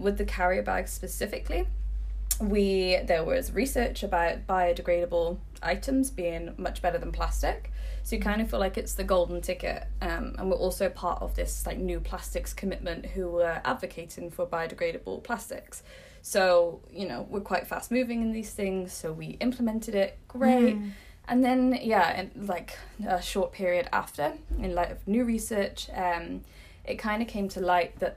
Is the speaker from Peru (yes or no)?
no; England, United Kingdom; moved away as an adult; now in Copenhagen, Denmark; I'm from England and I moved to Copenhagen for Gani.